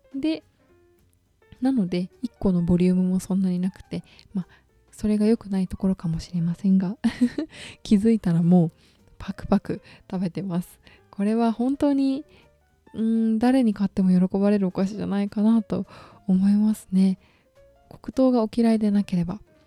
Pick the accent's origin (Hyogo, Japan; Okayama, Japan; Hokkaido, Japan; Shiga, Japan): Okayama, Japan; 地元の岡山県があるので